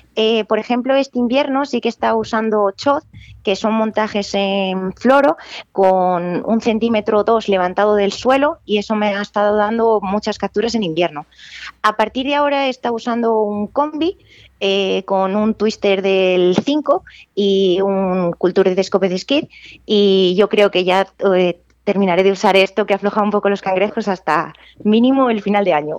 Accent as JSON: {"language": "Spanish", "town": "Benavente", "region": "Castile and León", "country": "Spain", "said": "soy de Benavente, tengo la gran suerte de estar rodeada de ríos"}